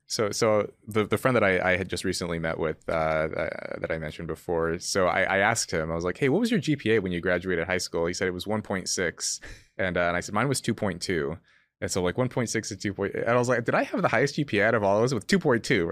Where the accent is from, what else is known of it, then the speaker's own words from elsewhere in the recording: California, United States; where I grew up in California